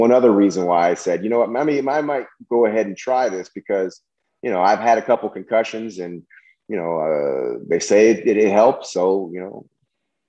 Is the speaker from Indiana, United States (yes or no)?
no; Berkeley, California, United States; growing up in Berkeley, I remember when I was Berkeley, California, I was offered a joint when I was, I think, second grade, third grade